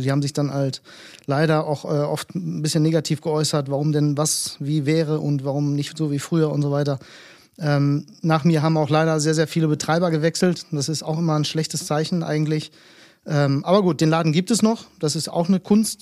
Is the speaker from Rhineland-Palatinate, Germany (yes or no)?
no; Bielefeld, North Rhine-Westphalia, Germany; Ich bin gebürtiger Bielefelder, äh, stamme allerdings, beziehungsweise meine Eltern stammen aus Griechenland